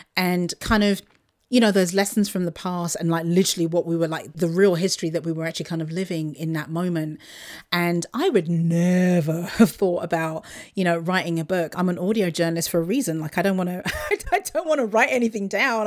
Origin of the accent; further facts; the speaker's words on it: Luton, East of England, United Kingdom; moved away; Luton, which is my, my hometown, just outside of London